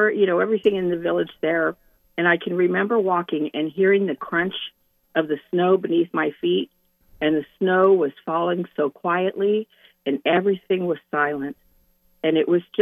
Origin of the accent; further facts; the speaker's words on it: Yosemite National Park, California, United States; born there; I was born in Yosemite National Park Mm-hmm. uh, which I live just outside of still.